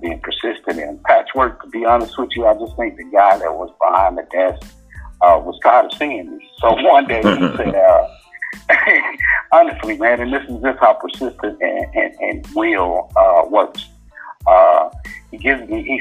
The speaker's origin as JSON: {"language": "English", "region": "North Mississippi", "country": "United States", "tie": "born or raised there", "moved": "as an adult", "lives_now": "Atlanta, United States", "said": "I grew up in North Mississippi."}